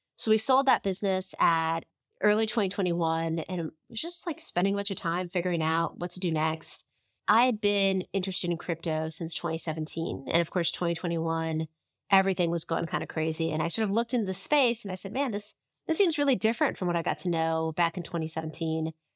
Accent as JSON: {"language": "English", "area": "Bay Area", "region": "California", "country": "United States", "tie": "born or raised there", "said": "I grew up in the Bay Area."}